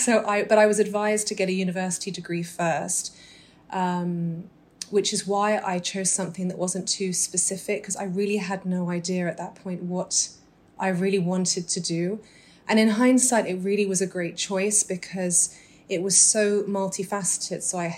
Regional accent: Dubai, United Arab Emirates; also born or lived in Doha / London / Muscat / South of England; I was born in Dubai to British Egyptian parents. Growing up, I lived in Dubai, Doha, London, Muscat.

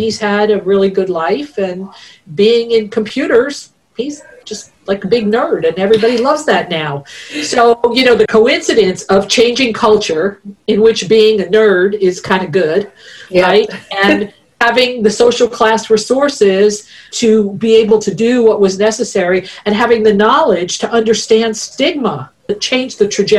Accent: East Coast, United States; I'm a Italian from the East Coast and my son is like 5'5", right?

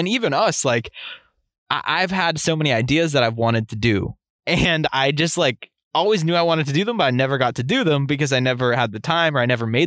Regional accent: Massachusetts, United States; growing up in Massachusetts

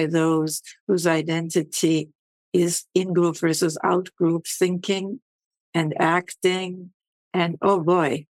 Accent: Havana, Cuba; also born or lived in Vienna, Austria; now in United States; I grew up in Havana, in the industrial slums of Havana

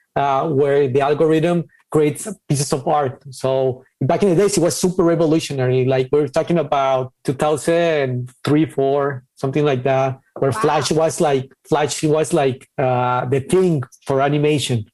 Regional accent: Ciudad Juárez, Chihuahua, Mexico; moved away as an adult; also born or lived in Guadalajara; I'm from Mexico, specifically from uh, Ciudad Juarez, uh, the border in between uh, El Paso, Texas, and Mexico, Chihuahua, the state

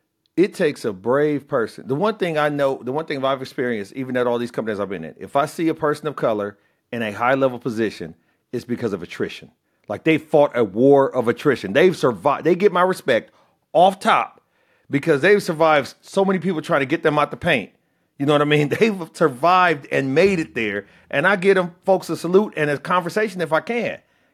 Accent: Illinois, United States; I'm from Illinois. I told you.

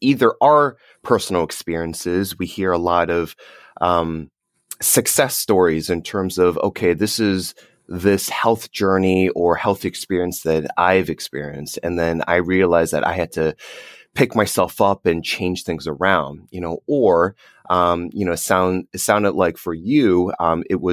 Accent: New Jersey, United States; My dad and I, we grew up in New Jersey

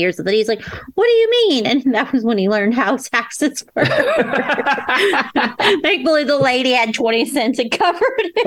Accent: Florida, United States; I was born in Florida.

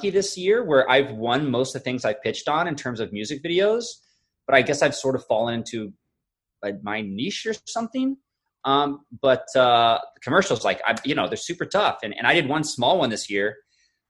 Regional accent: Florida, United States; I grew up in Florida

